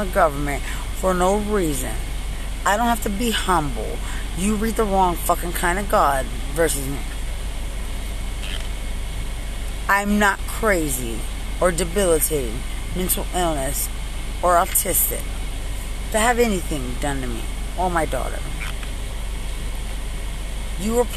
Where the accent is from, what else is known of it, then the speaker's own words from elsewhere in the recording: Lubbock, Texas, United States; also born or lived in San Antonio, Texas; I'm from Lubbock, Texas